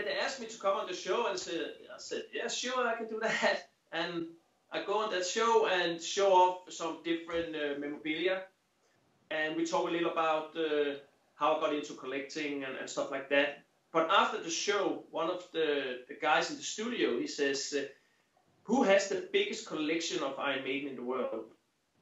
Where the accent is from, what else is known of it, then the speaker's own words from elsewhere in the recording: Denmark; from Denmark